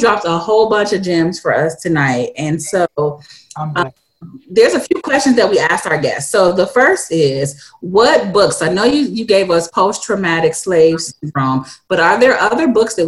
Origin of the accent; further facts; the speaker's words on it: Gary, Indiana, United States; Denise Williams is from my hometown